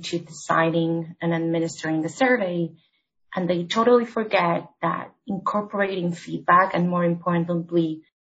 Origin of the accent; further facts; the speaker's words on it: Argentina; moved away as an adult; now in New York City, United States; I'm originally from Argentina, where I started my career in HR.